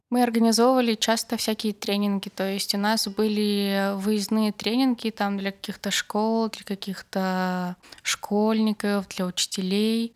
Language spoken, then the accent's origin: Russian; Barda, Perm Krai, Russia; moved away; из борды, откуда я родом